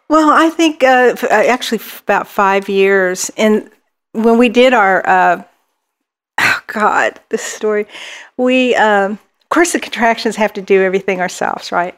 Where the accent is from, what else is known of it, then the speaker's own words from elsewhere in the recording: Dallas, Texas, United States; I grew, we grew up um, in Dallas, Dallas, Texas